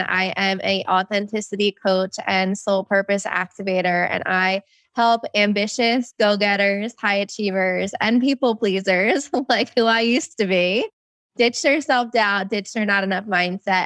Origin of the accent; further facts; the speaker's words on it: New Jersey, United States; I'm from New Jersey